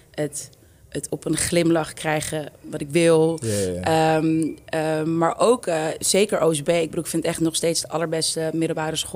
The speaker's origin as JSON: {"language": "Dutch", "town": "Amsterdam", "region": "North Holland", "country": "Netherlands", "said": "hoe meer ik het waardeer waar ik vandaan kom. Ehm, en voor mij heeft Amsterdam Zuidoost super veel voor me betekent. Ik denk dat het echt gemaakt heeft wie ik ben."}